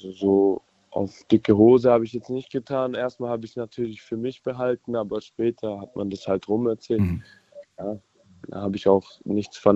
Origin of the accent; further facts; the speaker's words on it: Spaichingen, Baden-Württemberg, Germany; ich bin aus Speichingen.